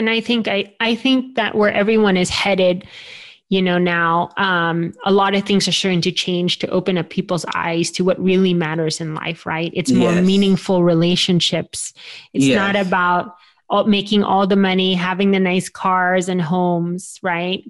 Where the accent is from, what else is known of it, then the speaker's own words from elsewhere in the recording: United States; I'm Filipino by ethnicity, but I was raised here in the United States